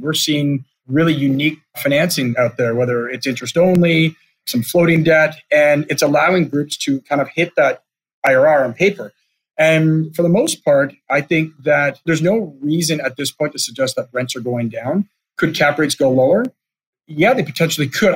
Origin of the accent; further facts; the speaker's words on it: Canada; as a Canadian